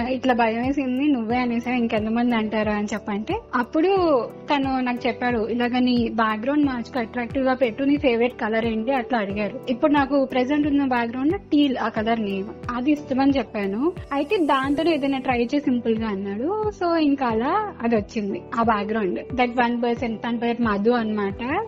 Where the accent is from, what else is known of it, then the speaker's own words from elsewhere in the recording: Vijayawada, Andhra Pradesh, India; నేను విజయవాడ నుంచి పుట్టింది పెరిగింది మొత్తం ఇక్కడే బట్ మా పేరెంట్స్ ది విజయనగరం